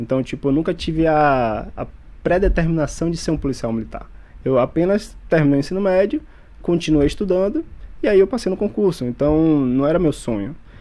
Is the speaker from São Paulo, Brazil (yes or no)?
no; Feira de Santana, Bahia, Brazil; moved away as an adult; now in Salvador, Brazil; Na verdade, sou do interior da Bahia, ali de Feira de Santana, mas hoje moro em Salvador há uns cinco anos já